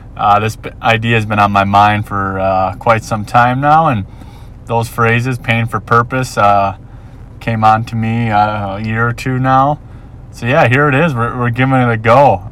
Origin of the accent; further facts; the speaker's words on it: Minnesota, United States; moved away as an adult; now in Ewa Beach, United States; born and raised in Minnesota